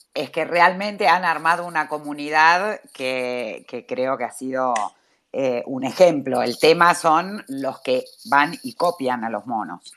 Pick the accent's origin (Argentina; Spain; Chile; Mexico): Argentina; somos argentinos